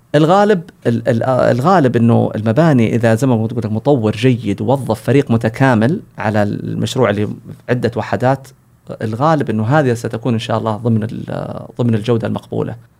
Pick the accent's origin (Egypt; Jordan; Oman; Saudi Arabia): Saudi Arabia; عندنا في السعودية